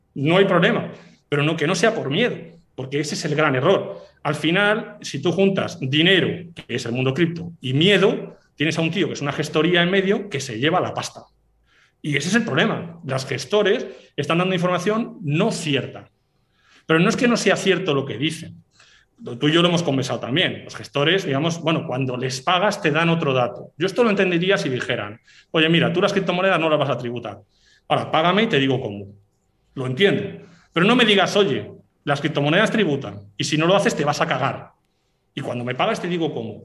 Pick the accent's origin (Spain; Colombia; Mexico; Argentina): Spain; Basque Country; yo soy del País Vasco